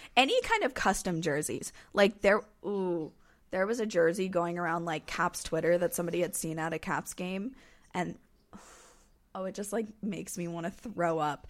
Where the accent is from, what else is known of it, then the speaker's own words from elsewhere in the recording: North Carolina, United States; I'm from North Carolina.